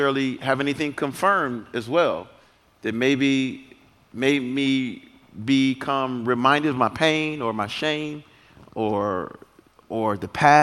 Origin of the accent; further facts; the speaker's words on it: United States; I'm not from Africa, but they call me African. I'm American